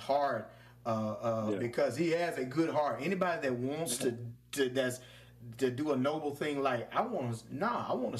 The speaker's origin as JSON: {"language": "English", "town": "Louisville", "region": "Mississippi", "country": "United States", "tie": "born or raised there", "said": "the old bakeries I had when I coming up in Louisville, Mississippi. Shout out to my hometown"}